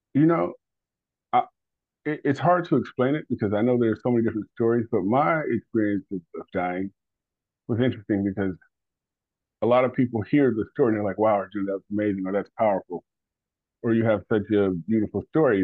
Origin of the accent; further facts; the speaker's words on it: Detroit, Michigan, United States; also born or lived in West Virginia; we moved away from Detroit. We moved out into the the sticks, uh, West Virginia.